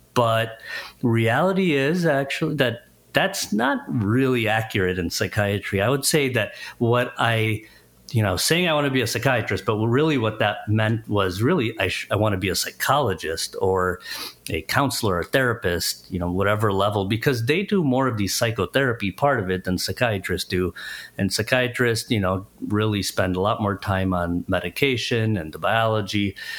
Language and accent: English; Chicago, Illinois, United States; I live, born and raised in Chicago area